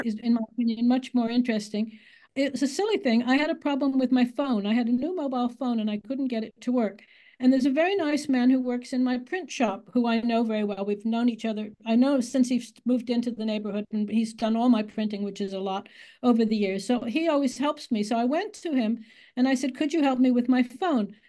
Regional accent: United States; accent: American; moved away as an adult; now in England, United Kingdom; I am born in America. I just think that's relevant, and you can probably hear my American accent 'cause you don't lose it

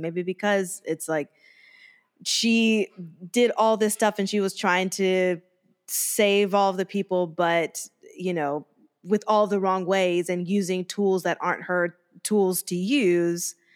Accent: United States; that's only, like, an hour and a half from my hometown

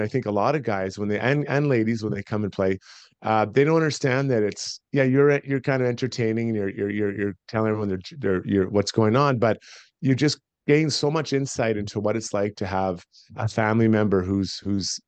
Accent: Edmonton, Alberta, Canada; I'm from Edmonton. I grew up here. I'm a proud Edmontonian, proud Albertan.

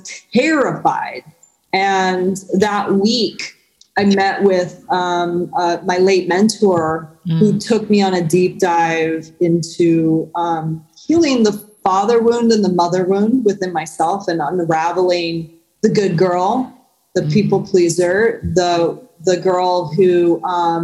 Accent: San Diego, California, United States; moved away as an adult; also born or lived in New York City; my hometown of San Diego back in 2008, I was living in New York City previous

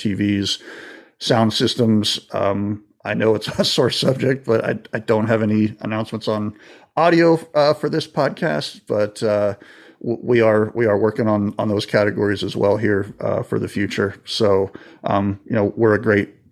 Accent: Florida, United States; I grew up in Florida, so I've been on a boat or two

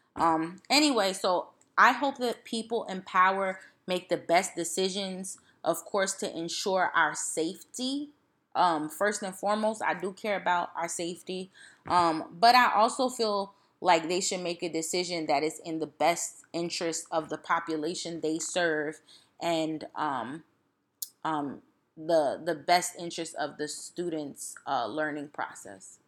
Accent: East Orange, New Jersey, United States; I'm from East Orange

